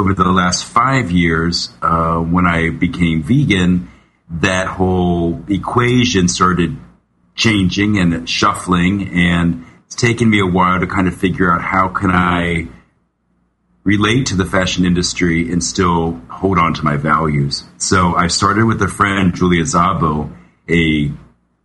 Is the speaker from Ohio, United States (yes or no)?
yes; Cincinnati, Ohio, United States; moved away as an adult; also born or lived in Massachusetts; now in New York City, United States; I grew up in Cincinnati, Ohio, total like Brady Bunch suburbia